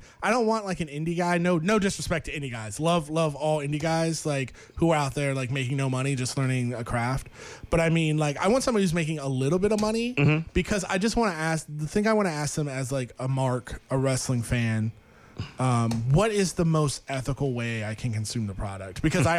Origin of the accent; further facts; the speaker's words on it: St. Petersburg, Florida, United States; Well, no, cause I'm from St. Petersburg, Florida, which is right next to, he lives in Clearwater